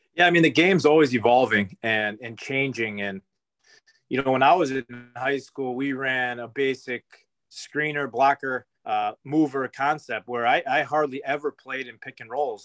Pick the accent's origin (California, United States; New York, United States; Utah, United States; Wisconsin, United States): Wisconsin, United States; Fond du Lac; I grew up in Fond du Lac